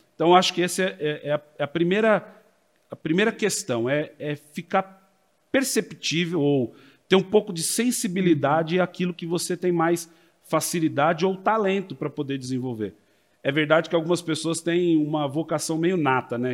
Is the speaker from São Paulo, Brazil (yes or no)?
yes; Americana, São Paulo, Brazil; Sou nascido em Americana, vivi parte da minha vida na cidade de São Paulo, regressei ao interior já num período é, entre a minha juventude e fase adulta